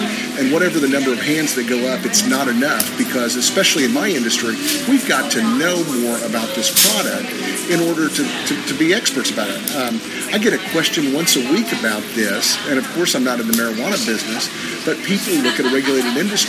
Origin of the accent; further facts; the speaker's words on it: Oklahoma, United States; people from my home state of Oklahoma, for instance, don't want Las Vegas, Nevada alcohol laws.